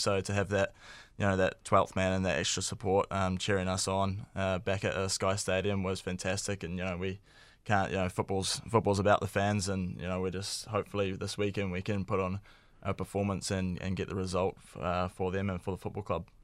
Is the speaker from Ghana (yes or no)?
no; New Zealand; being a Kiwi sports fan growing up